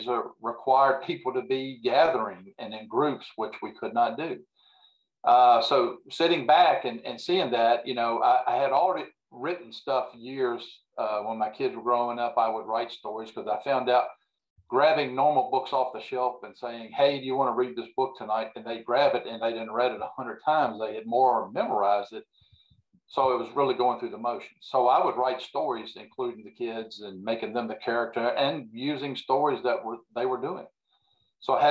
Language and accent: English; Central Virginia, United States; born and raised in Central Virginia here.